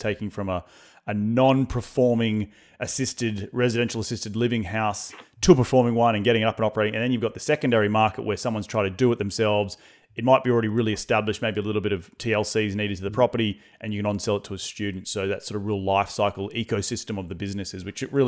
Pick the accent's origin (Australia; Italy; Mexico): Australia; now in United States; being an Australian coming